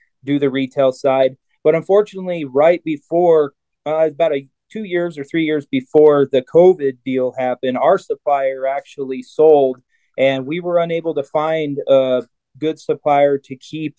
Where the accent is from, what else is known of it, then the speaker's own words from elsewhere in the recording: Arvada, Colorado, United States; that's my hometown, is Arvada, Colorado. That's where I was born and raised, went to school and everything